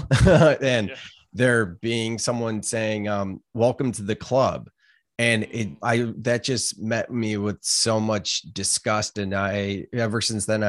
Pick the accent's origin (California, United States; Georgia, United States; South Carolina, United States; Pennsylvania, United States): California, United States; Gilroy; I grew up in California, Gilroy, California, garlic capital of the world. I've never actually lived outside the state